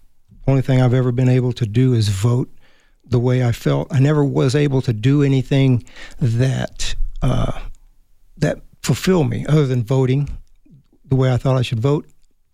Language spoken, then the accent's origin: English; Germany; Germany, pretty much Germany. Dad worked for the government.